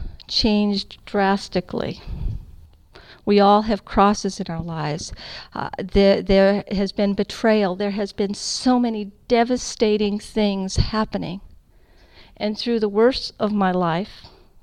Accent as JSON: {"language": "English", "region": "California", "country": "United States", "said": "I'm from California."}